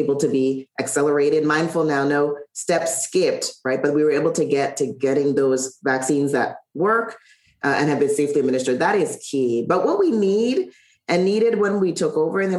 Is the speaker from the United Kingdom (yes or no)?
no; Charlotte Amalie, U.S. Virgin Islands; born or raised there; moved away